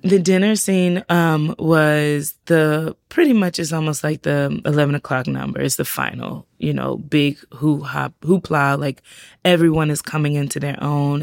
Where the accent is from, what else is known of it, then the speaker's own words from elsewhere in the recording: South Carolina, United States; also born or lived in Georgia; now in Savannah, United States; I grew up in South Carolina